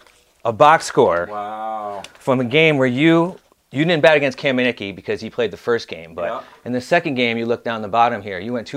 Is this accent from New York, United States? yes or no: yes; Albany, New York, United States; moved away; Now, I'm not from Connecticut. I'm originally from Albany, New York.